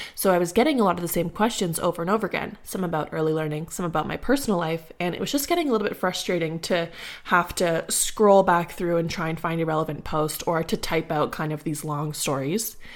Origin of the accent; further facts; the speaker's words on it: Ottawa, Ontario, Canada; moved away as an adult; also born or lived in Guelph, Canada / Barrhaven, Canada; now in Nova Scotia, Canada; I was born in Ottawa, specifically the Glebe, and I stayed there for my entire life